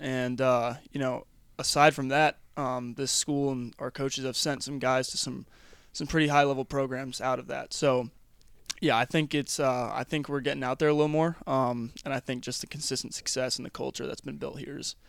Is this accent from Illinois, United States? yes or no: no; California, United States; moved away as an adult; now in Maryland, United States; I'd go home back to California